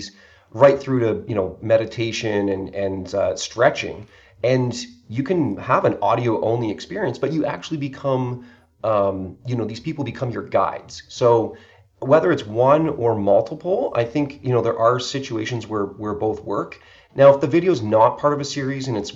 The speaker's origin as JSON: {"language": "English", "country": "Canada", "said": "I'm from Canada"}